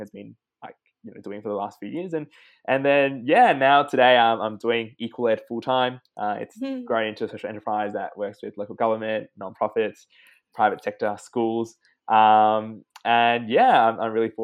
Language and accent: English; Australia; English is a second language; also born or lived in Hong Kong; So I'm a migrant from Hong Kong. So I came here when I was 3.5 with my parents and arrived in Australia. Didn't speak a speck of English